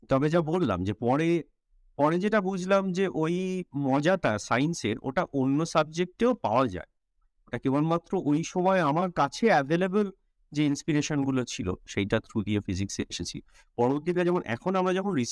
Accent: Tamluk, West Bengal, India; moved away as an adult; also born or lived in Narendrapur / Maryland; now in Waterloo, Canada; যেহেতু আমার বাড়ি ছিল একটু কলকাতা থেকে দূরে মানে লাইট পলিউশন এত ছিল না তো বাড়ির ছাদে গিয়ে এটা আমি তমলুকের কথা বলছি

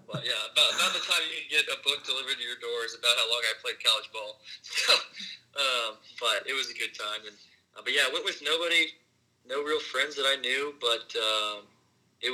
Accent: Houston, Texas, United States; moved away; I was from Houston as well.

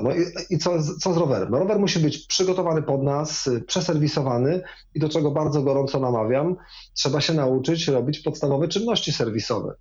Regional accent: Wrocław, Lower Silesian Voivodeship, Poland; Wrocławiem na przykład, skąd pochodzę

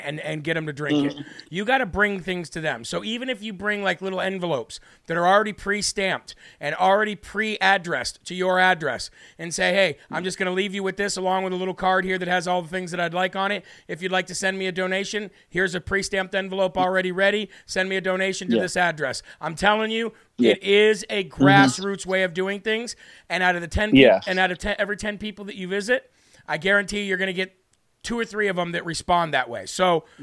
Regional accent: Illinois, United States; I grew up in Illinois

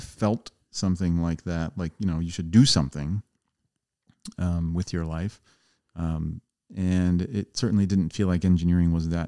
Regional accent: Coatesville, Pennsylvania, United States; moved away; also born or lived in Downingtown; I grew up outside of Philadelphia in Coatesville, P A, Downingtown

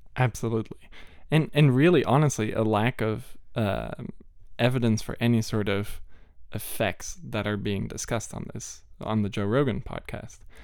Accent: Malaysia; moved away; I grew up in Malaysia

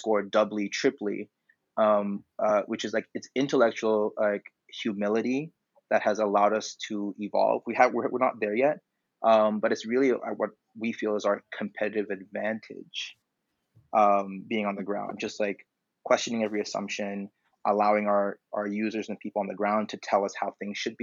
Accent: Tanzania; moved away as an adult; I'm from Tanzania

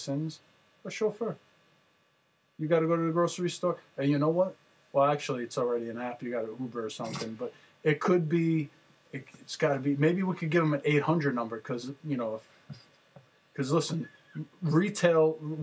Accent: Jersey City, New Jersey, United States; I grew up in Jersey City

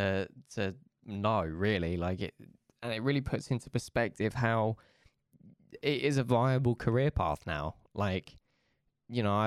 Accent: Essex, East of England, United Kingdom; moved away as an adult; now in Manchester, United Kingdom; I'm originally from Essex, but I moved to Manchester like recently

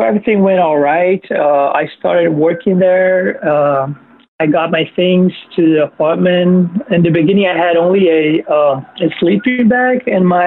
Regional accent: Brazil; I'm actually from Brazil

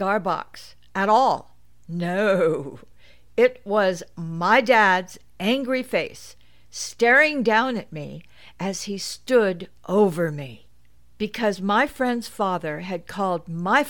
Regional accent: Los Angeles, California, United States; born or raised there; also born or lived in Santa Monica, California / Brentwood, California

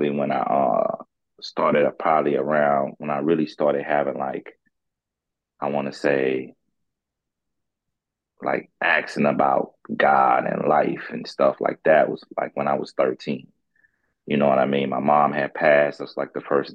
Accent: Florida, United States; also born or lived in St. Croix, U.S. Virgin Islands; now in St. Louis, United States; I'm from the, originally from the Virgin Islands, St. Croix. That's where I'm from. I grew up in Florida, and then I moved out here to Missouri, St. Louis

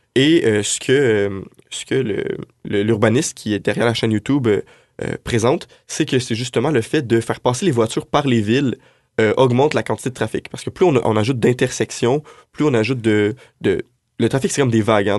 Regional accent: Montreal region, North Shore, Quebec, Canada; moved away as an adult; now in Quebec City, Canada; je, viens de la région de Montréal, de la Rive-Nord

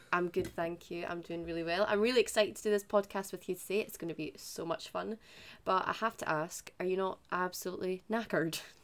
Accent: Scotland, United Kingdom; for us being Scottish.

